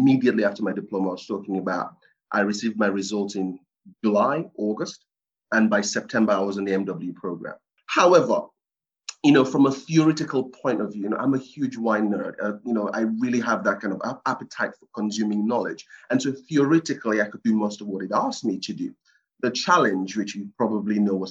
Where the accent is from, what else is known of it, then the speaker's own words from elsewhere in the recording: Cameroon; moved away; I was born in Cameroon, West Africa, on the coast of West Africa. And it's a small kind of fishing town